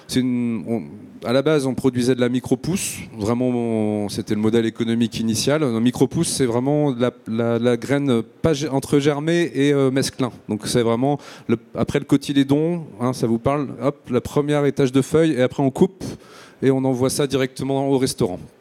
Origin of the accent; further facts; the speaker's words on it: Marseille, Provence-Alpes-Côte d'Azur, France; je suis marseillais.